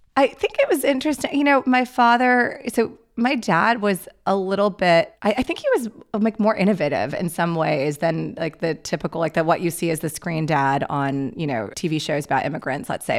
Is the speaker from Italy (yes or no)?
no; Pakistan; I'm Pakistani